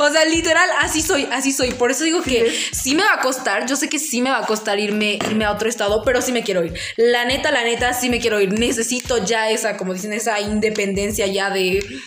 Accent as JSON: {"language": "Spanish", "region": "Tlaxcala", "country": "Mexico", "said": "no soy de acá. Le dije, yo soy de, pues ya le dije, no, soy de Tlaxcala"}